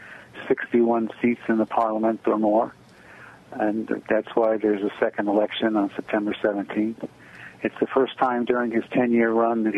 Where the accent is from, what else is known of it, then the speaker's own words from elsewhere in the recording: United States; now in Israel; I'm an American